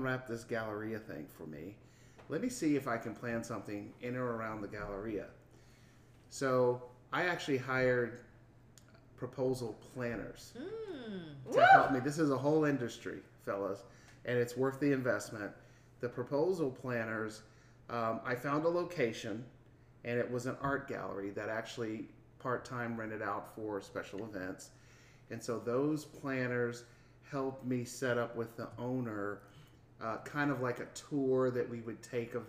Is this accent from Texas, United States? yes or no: yes; Houston, Texas, United States; I'm from Houston